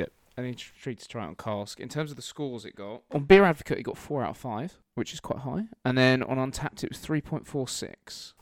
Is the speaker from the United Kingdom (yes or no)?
yes; Kent, South East England, United Kingdom; we're from kent